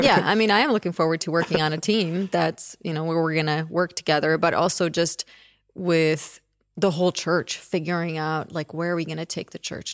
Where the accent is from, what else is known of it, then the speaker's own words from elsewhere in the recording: Czechia; moved away; I was born in the Czech Republic, which was a communist country at that time. And so until I was ten, that's what it was.